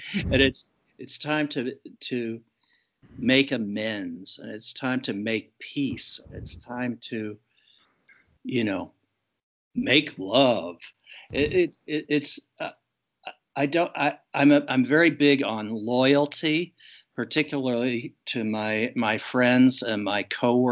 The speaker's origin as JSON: {"language": "English", "town": "Pittsburgh", "region": "Pennsylvania", "country": "United States", "tie": "born or raised there", "moved": "yes", "lives_now": "Fairfield, United States", "said": "in my hometown of Pittsburgh"}